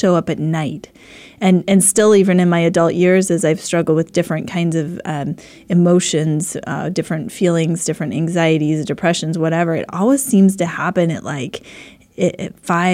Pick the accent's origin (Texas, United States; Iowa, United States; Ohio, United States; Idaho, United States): Idaho, United States; I grew up in Idaho